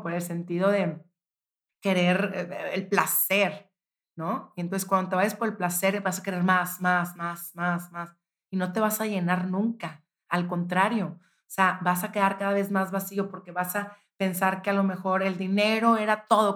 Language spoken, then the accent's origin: Spanish; Monterrey, Nuevo León, Mexico; yo soy de Monterrey